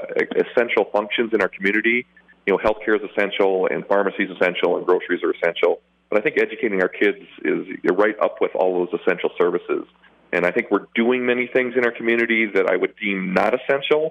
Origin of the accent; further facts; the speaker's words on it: South Dakota, United States; now in La Crosse, United States; I grew up in South Dakota, so I'm well-versed in hot dish